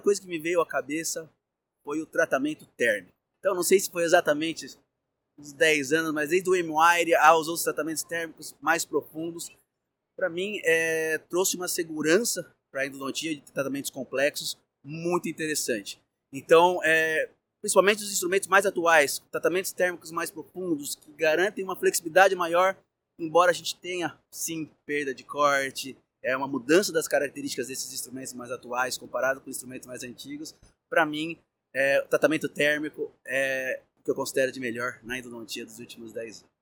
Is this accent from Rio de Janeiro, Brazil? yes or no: no; São Paulo, Brazil; Sou aqui de São Paulo, capital